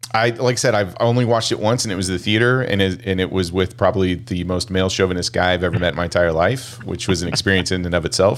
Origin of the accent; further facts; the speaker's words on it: Kansas, United States; growing up in Kansas